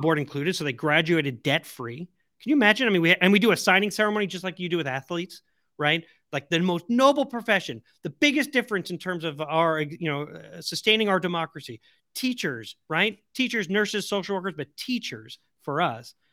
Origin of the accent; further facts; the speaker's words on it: Long Island, the South Shore, New York, United States; I'm from Long Island, the South Shore